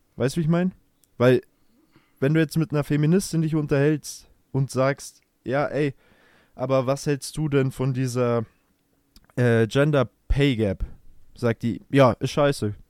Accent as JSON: {"language": "German", "country": "Germany", "said": "bei uns in Deutschland"}